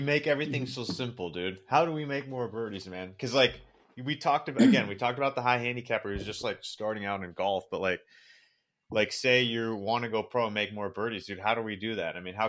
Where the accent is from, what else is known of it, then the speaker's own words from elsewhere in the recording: United States; Hey, I'm an American.